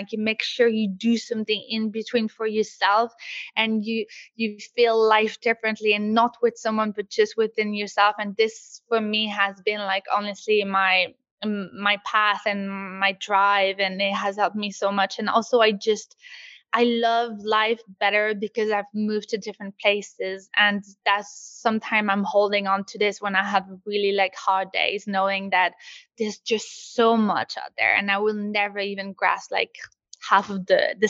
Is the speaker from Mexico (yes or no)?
no; Quebec, Canada; also born or lived in Los Angeles / London; now in Paris, France; I moved obviously from Quebec to LA to London, and then I did London to Paris.